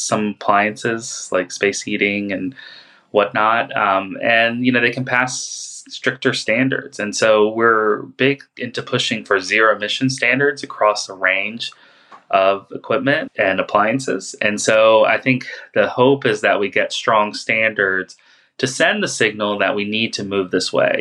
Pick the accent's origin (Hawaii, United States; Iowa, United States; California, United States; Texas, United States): California, United States; Los Angeles; I'm from Los Angeles, and I work with a coalition called the Los Angeles County Electric Truck and Bus Coalition